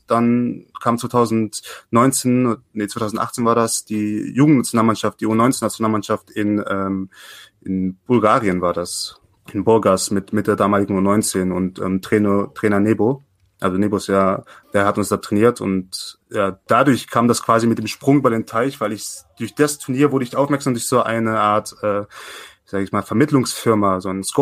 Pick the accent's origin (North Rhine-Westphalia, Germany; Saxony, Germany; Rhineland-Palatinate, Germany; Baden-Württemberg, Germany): Saxony, Germany; Leipzig; ich bin 22 und ich komme ursprünglich aus Leipzig, aber da bin ich nicht lang geblieben. Ich war zwischendurch in Chemnitz, ich war auch in Plauen und dann auch noch ein Jahr lang in New York.